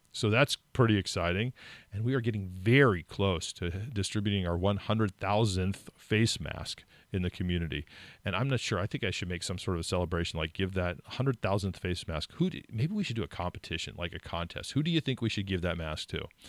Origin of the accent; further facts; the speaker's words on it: California, United States; moved away as an adult; now in New Hampshire, United States; I grew up in California